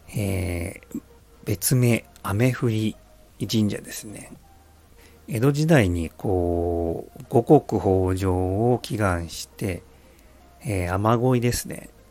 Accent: Tokyo, Japan; now in Saitama, Japan; 僕はまあ東京育ち

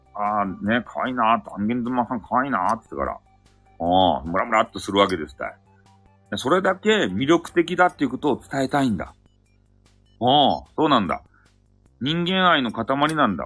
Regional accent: Hakata, Fukuoka, Japan; accent: Hakata dialect; 博多弁昔話があるよ。あの、俺がやりよっちゃけど

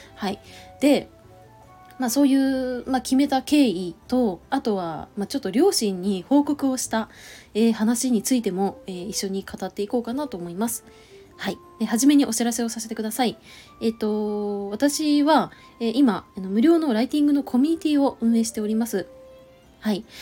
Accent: Chiba, Japan; moved away; 千葉帰ろうと思うんだよね

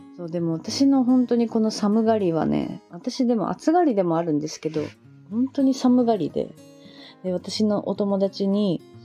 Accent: Niigata, Japan; moved away; also born or lived in Fukuoka; 私新潟生まれ

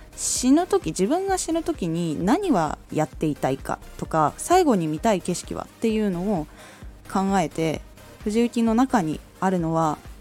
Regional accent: Aomori, Japan; 私はその時に地元青森の方にいて

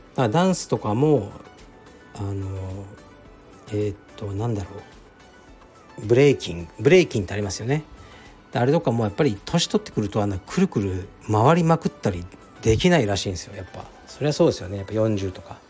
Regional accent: Japan; 僕が日本に生まれた

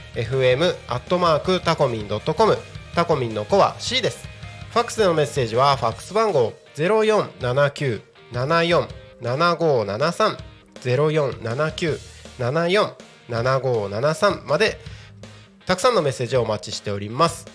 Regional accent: Takko, Aomori, Japan; now in Tako, Chiba, Japan; 僕の出身地である青森県田子町

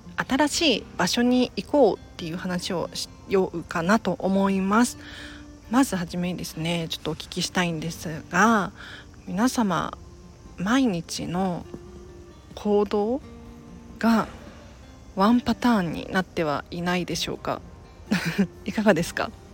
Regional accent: Tokyo, Japan; 私東京生まれ東京育ちなんですけれど言ってもあの下町育ちなんですよ蒲田って言ったらわかるかな蒲 田ではないんだけど蒲田の近くに住んでいて

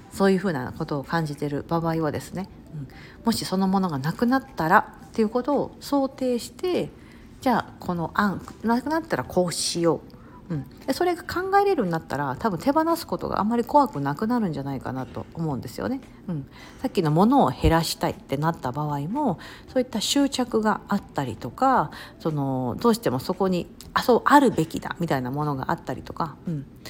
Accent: Kansai, Japan; 私関西人だから

